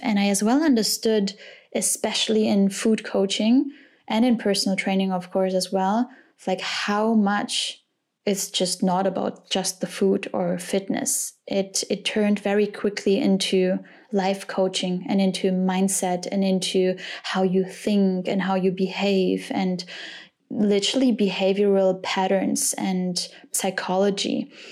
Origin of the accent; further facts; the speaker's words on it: Cologne, North Rhine-Westphalia, Germany; I was born and raised in Cologne